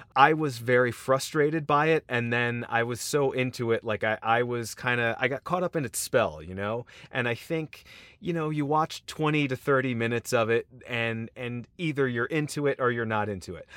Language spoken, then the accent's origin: English; United States; particularly as American audiences